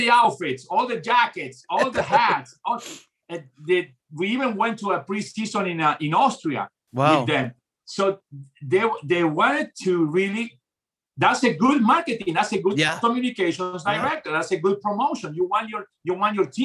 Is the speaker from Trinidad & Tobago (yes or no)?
no; Montevideo, Uruguay; born or raised there; also born or lived in Argentina; now in United States